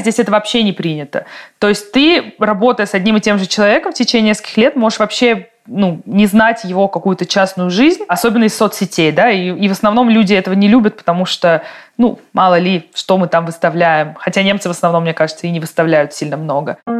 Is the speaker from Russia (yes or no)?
yes; Russia; also born or lived in Munich, Germany; now in Germany; я чувствую себя и русской тоже